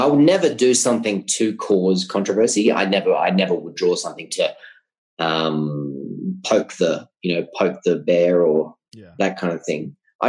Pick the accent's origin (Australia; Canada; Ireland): Australia; now in Colombia; Yes, I'm foreigner. Yes, I'm an Australian.